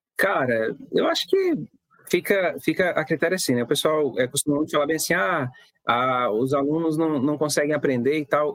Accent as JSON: {"language": "Portuguese", "town": "Torixoréu", "region": "Mato Grosso", "country": "Brazil", "tie": "born or raised there", "also_born_or_lived": "Barra do Garças", "said": "sou natural de Torixorel, cidade do interior de, de Mato Grosso."}